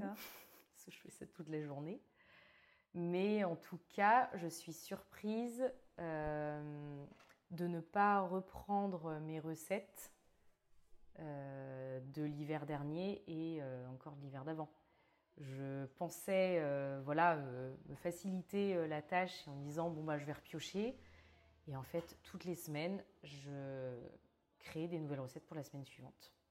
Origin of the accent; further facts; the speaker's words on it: Brittany, France; moved away as an adult; also born or lived in Australia / Mauritius; now in Bordeaux, France; je viens de Bretagne où je suis née